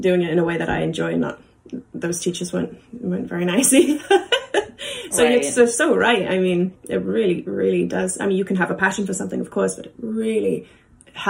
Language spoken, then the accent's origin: English; Wales, United Kingdom; moved away as an adult; also born or lived in Japan; we study Welsh at school, where I'm from, in Wales